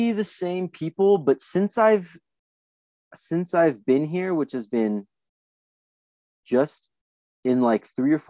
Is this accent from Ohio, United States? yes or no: no; Anaheim, California, United States; moved away; But I went to school as a kid in Anaheim. And I was like, holy shit, I'm from Anaheim.